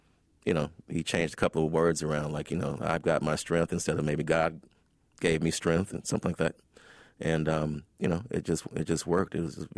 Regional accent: Chicago, Illinois, United States; As a poor black kid growing up in Chicago, I mean, you're just very observant.

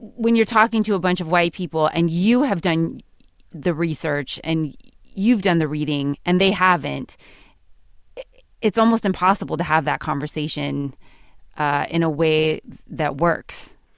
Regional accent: California, United States; I'm from California

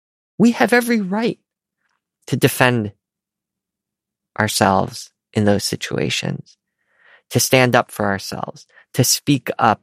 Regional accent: United States; as an Asian American

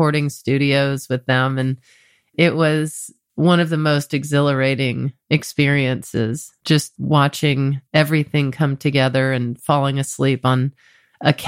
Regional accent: Mississippi, United States; I'm from Mississippi, and I have family in Baton Rouge and New Orleans

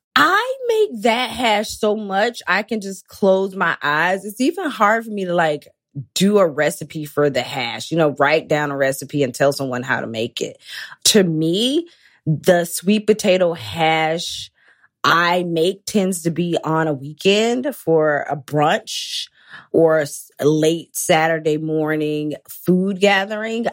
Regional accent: Athens, Georgia, United States; now in New York City, United States; moved to my hometown, Athens, temporarily

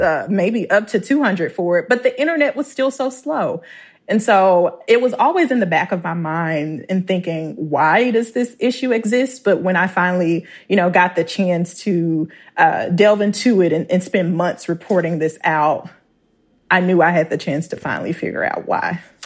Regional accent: Clarksdale, Mississippi, United States; moved away; growing up, 'cause I'm from Clarksville, Mississippi

